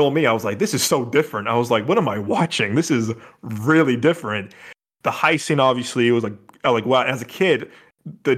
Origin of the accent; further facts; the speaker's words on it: Chicago, Illinois, United States; my building growing up in Chicago.